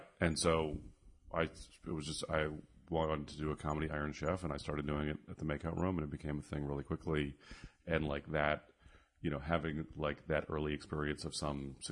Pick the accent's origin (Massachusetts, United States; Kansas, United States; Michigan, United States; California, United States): California, United States; San Francisco; I grew up in San Francisco during the comedy boom